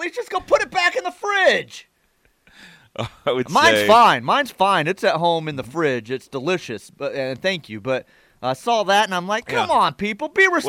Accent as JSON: {"language": "English", "region": "Texas", "country": "United States", "tie": "born or raised there", "moved": "yes", "said": "I was born in the state."}